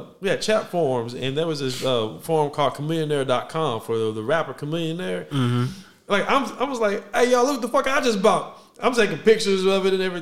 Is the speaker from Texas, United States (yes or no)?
yes; Waco, Texas, United States; I'm from Waco